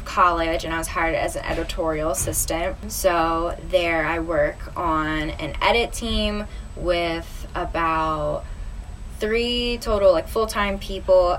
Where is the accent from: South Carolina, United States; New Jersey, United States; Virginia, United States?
New Jersey, United States; moved away as an adult; now in New York, United States; I'm originally from South Jersey